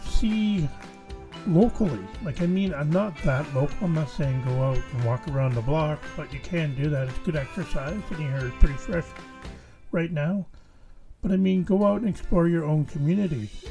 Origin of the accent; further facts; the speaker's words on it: Canada; as a Canadian